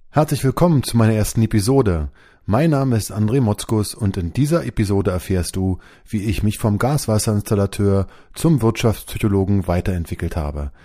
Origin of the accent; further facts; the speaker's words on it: Berlin, Germany; bin geboren in Berlin. Damals war das noch West-Berlin.